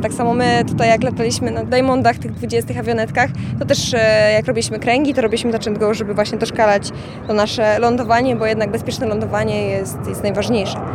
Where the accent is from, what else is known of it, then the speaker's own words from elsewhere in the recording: Dęblin, Lublin Voivodeship, Poland; sama jestem z Dęblina. Od początku te samoloty latały mi nad głową